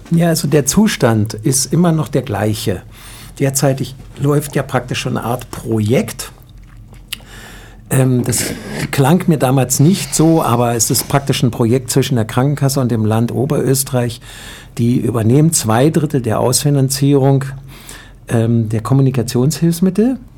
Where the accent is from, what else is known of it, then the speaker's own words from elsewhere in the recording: Germany; also wir, ich, ich komme nun aus Deutschland, muss ich dazu sagen, dann schaue ich immer nach Deutschland.